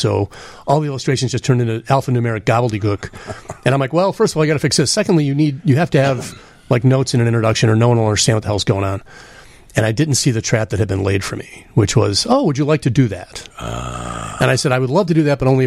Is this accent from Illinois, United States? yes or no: yes; Chicago, Illinois, United States; growing up in Rogers Park and Edgewater as a kid, there were dozens of taverns